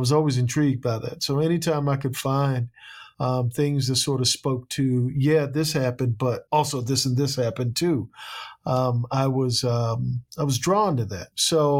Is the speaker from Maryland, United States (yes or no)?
yes; Annapolis, Maryland, United States; my hometown, Annapolis, was a slave port